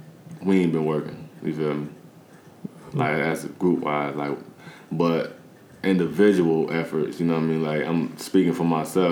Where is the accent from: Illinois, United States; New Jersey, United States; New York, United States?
Illinois, United States; Peoria; I'm from the South